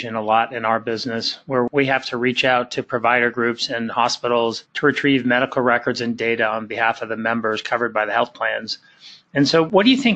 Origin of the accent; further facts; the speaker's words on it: Massachusetts, United States; my home state of Massachusetts